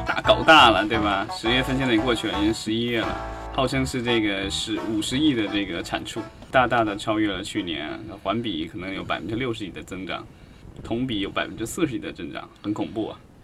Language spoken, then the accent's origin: Chinese; southern China, China; 我是一样生活在南方的，南方每一年的这个都有水灾的